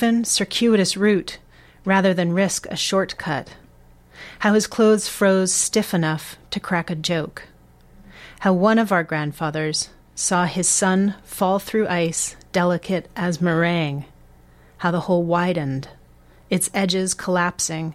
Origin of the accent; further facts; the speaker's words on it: Boston, Massachusetts, United States; growing up in Boston